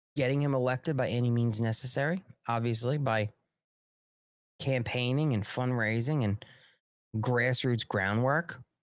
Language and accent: English; Long Island, New York, United States; accent: New York; I'm from Long Island